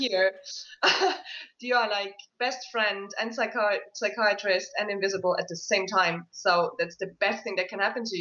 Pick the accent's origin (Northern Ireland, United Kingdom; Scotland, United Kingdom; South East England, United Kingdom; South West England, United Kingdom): Scotland, United Kingdom; Isle of Skye; I grew up on the Isle of Skye, which is very heavy with legend and lore and fairy tales and scary tales